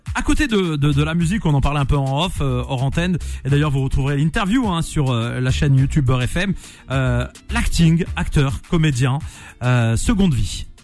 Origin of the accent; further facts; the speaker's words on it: Nantes, Pays de la Loire, France; Moi, je suis de Nantes à l'origine